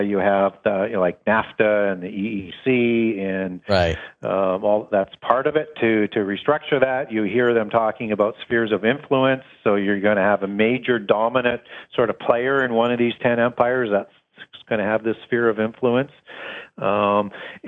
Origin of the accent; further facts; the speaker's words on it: Canada; from Canada